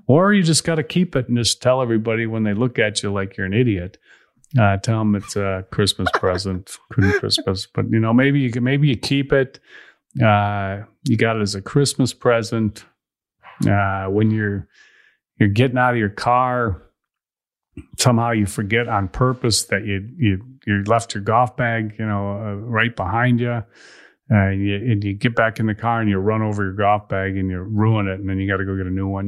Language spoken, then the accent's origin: English; Chicago, Illinois, United States; I'm from Chicago